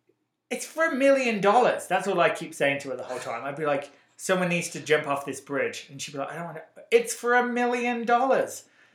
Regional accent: England, United Kingdom; accent: English; moved away as an adult; now in United States; I don't think we've even had a conversation about me being from England and her being from England. I'm like, lady, we're from England.

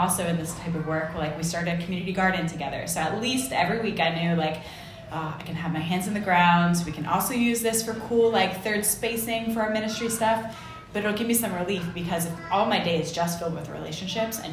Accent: United States; moved away; I'm an American

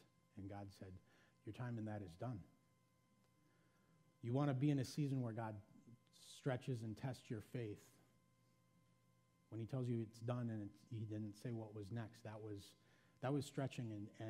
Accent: Janesville, Wisconsin, United States; I was born in Janesville, Wisconsin

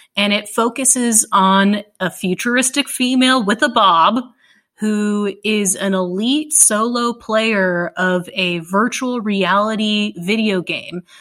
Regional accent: Dallas, Texas, United States; I grew up in Dallas

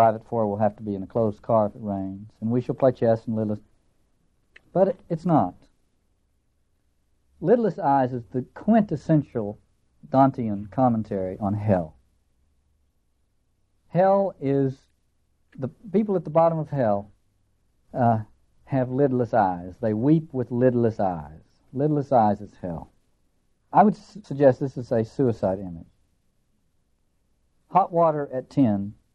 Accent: Appalachia, United States; accent: hillbilly; I end up sounding like a hillbilly, which I am.

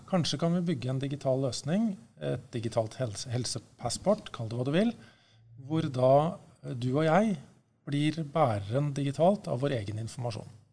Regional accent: Norway; jeg er norsk

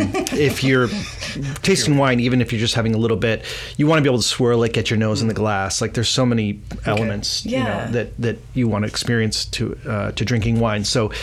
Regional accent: Connecticut, United States; also born or lived in Buenos Aires, Argentina / Massachusetts / New York / Chicago; now in Sonoma, United States; I grew up on the East Coast as a kid in Connecticut and then schooling in Massachusetts.

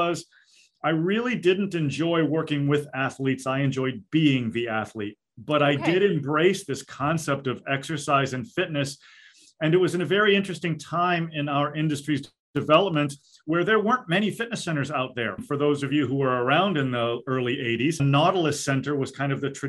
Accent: Storrs, Connecticut, United States; moved away as an adult; also born or lived in Rhode Island; now in Maine, United States; professors at the University of Connecticut in Storrs, Connecticut, where I grew up

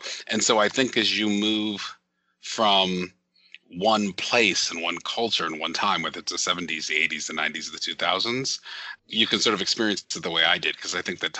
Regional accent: Nuremberg, Bavaria, Germany; And so I was born in Nuremberg, Germany, which is the nearest big city to where my parents lived.

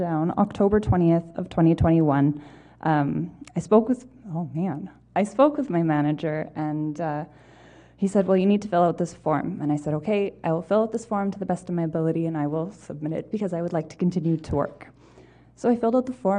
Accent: Winnipeg, Manitoba, Canada; also born or lived in Brandon; I was born and raised here in Manitoba

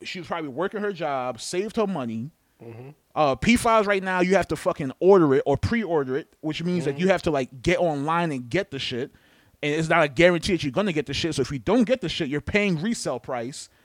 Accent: New York, United States; I'm from New York.

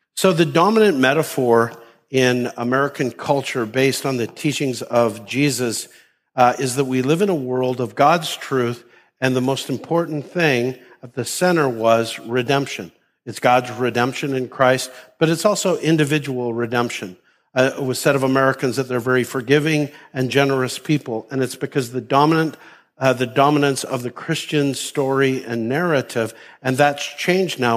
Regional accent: Canada; moved away; Me growing up in Canada

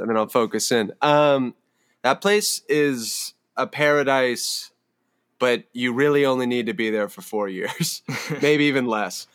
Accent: Palo Alto, California, United States; I grew up in Palo Alto

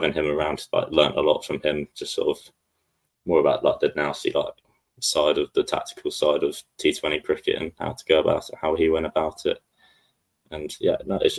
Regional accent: Sussex, South East England, United Kingdom; I'm from Sussex

